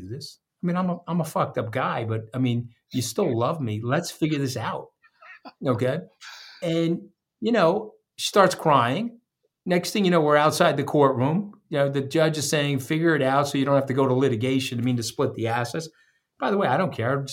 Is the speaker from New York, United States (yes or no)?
yes; Long Island, New York, United States; I'm a blue-collar kid. I grew up on Long Island with no money.